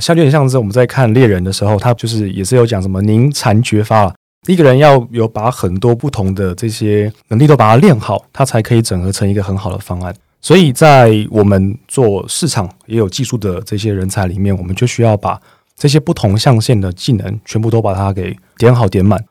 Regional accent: Chiayi, Taiwan; moved away; 我每次回到我的家乡嘉义的时候

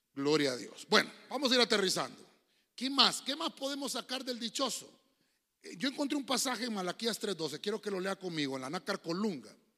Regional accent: Honduras; nací en Honduras

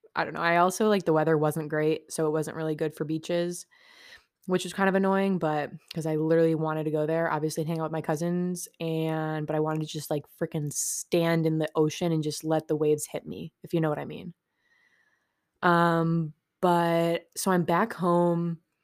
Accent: upstate New York, United States; I'm from New York, upstate, not the city

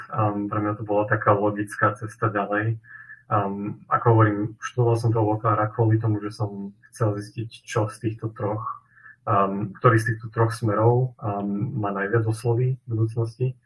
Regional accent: Nitra, Nitra Region, Slovakia; som tiež z Nitry priamo

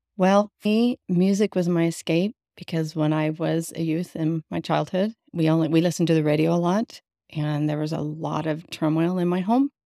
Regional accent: Las Vegas, Nevada, United States; also born or lived in California; I was born in California, and then we moved to Las Vegas

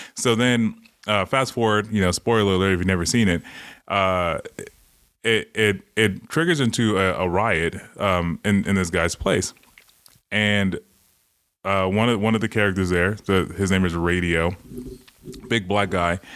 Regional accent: Los Angeles, California, United States; growing up in Watts

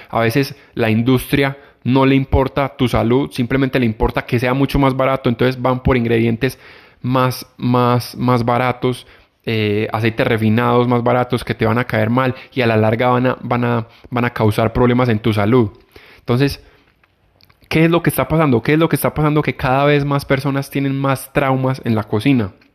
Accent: Colombia; acá en mi país

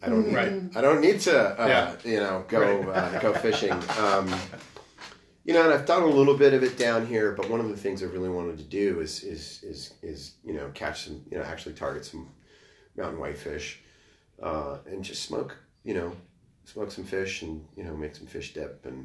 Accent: New Mexico, United States; moved away; also born or lived in Minnesota; I grew up in New Mexico. You know, I was born in Minnesota

